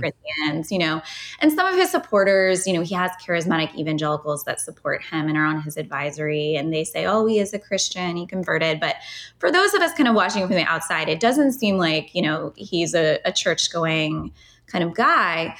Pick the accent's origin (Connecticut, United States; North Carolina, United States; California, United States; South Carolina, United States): South Carolina, United States; Lexington County; I'm born and raised in Lexington County. I'm a native.